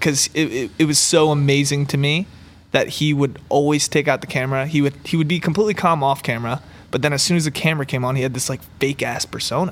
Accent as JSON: {"language": "English", "region": "Maryland", "country": "United States", "tie": "born or raised there", "also_born_or_lived": "Los Angeles", "moved": "yes", "said": "I grew up in Maryland. I'm, like, not from L A."}